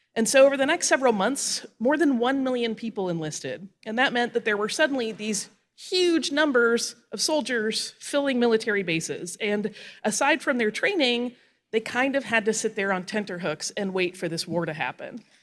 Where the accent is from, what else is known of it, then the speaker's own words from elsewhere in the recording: Florida Panhandle, United States; moved away; I grew up on the Florida Panhandle